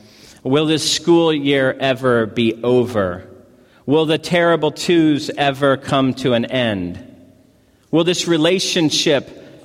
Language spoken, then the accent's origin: English; Missouri, United States; also born or lived in California; I'm from Missouri, moved to California, and have been to Hawaii on 3 separate occasions.